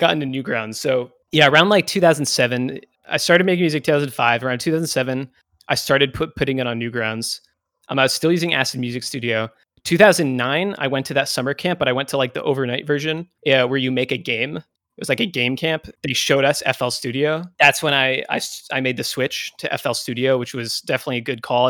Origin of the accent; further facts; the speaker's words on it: near Boston, Massachusetts, United States; I grew up near Boston.